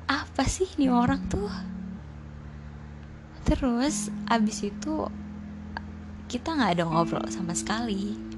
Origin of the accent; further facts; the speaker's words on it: Tangerang, Banten, Indonesia; terus kamu nanya asalnya dari mana terus aku jawab dari Tangerang